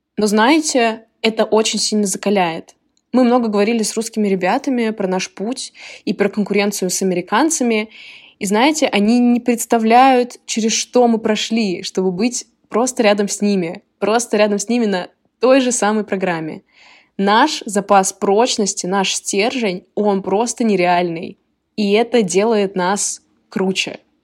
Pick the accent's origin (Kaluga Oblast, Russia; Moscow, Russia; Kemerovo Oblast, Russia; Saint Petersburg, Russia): Moscow, Russia; moved away as an adult; now in Illinois, United States; я из Москвы, из России, и сейчас я учусь в США